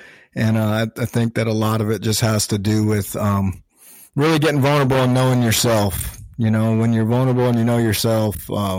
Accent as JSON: {"language": "English", "region": "Arizona", "country": "United States", "tie": "born or raised there", "said": "I grew up in Arizona, small town kid, small population."}